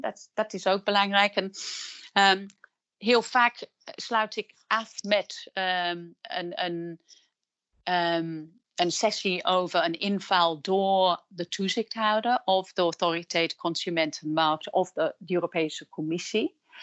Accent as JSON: {"language": "Dutch", "region": "England", "country": "United Kingdom", "second_language": "Dutch", "moved": "as an adult", "lives_now": "Netherlands", "said": "ik ben van oorsprong Engelse, maar ik ben ook sinds kort Nederlandse. Ik werk en woon in Nederland sinds 1998"}